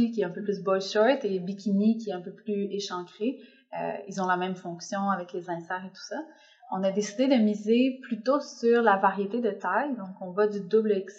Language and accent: French; Quebec, Canada; moved away; also born or lived in Mexico; moi j'ai habité plusieurs années au Mexique donc j'ai quitté le Québec assez assez jeune puis j'ai fait ma vie un peu au Mexique ensuite j'ai découvert la Colombie